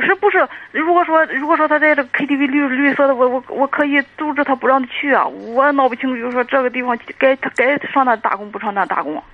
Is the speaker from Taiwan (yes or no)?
no; Dezhou, Shandong, China; 我是德州的